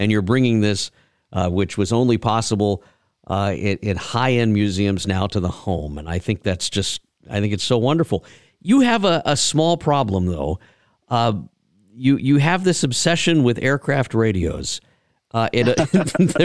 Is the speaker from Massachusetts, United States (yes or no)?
no; Harlingen, Texas, United States; I growing up around the Commemorative Air Force down in Harlingen back in the day